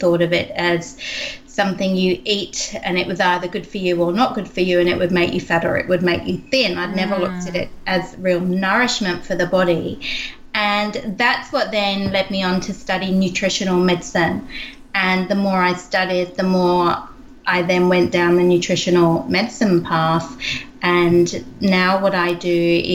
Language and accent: English; England, United Kingdom; moved away; I grew up in England and I trained in skincare